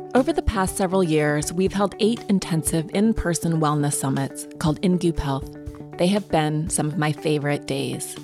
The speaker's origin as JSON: {"language": "English", "region": "Montana", "country": "United States", "tie": "born or raised there", "said": "growing up in Montana in the woods"}